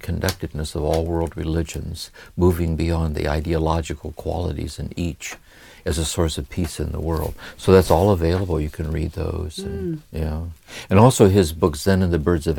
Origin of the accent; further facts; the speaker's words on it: Akron, Ohio, United States; growing up in Akron, Ohio, with a violent alcoholic father